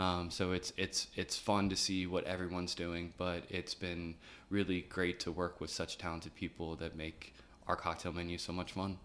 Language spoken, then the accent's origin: English; Chesterfield, Virginia, United States; also born or lived in Newport News; now in Richmond, United States; I was born in Virginia Beach, uh, moved from Virginia Beach to, uh, Chesterfield when I was about eight, um, and lived in Chesterfield until I went to college